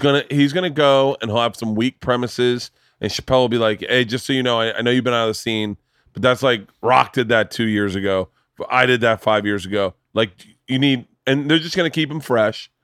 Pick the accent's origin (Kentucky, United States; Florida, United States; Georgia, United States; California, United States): Florida, United States; Tampa; moved away; I grew up in Florida in the seventies, eighties.